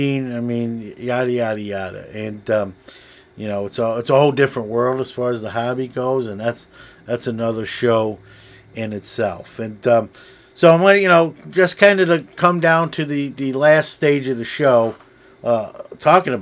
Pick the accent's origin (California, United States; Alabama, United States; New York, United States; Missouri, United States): New York, United States; New York City; now in Syracuse, United States; New York City has its share of shows, my hometown